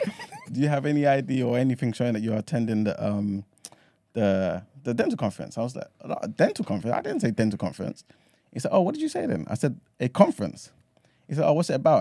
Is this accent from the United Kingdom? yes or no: yes; London, United Kingdom; accent: London; also born or lived in Ghana; I'm from London